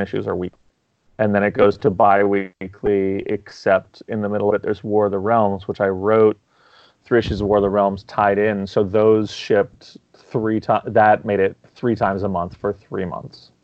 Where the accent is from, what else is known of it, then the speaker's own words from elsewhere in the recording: New York City, New York, United States; I grew up in New York City.